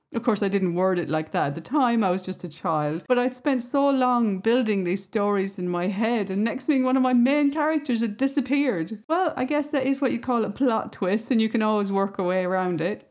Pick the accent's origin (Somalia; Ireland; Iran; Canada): Ireland; I grew up in the Irish countryside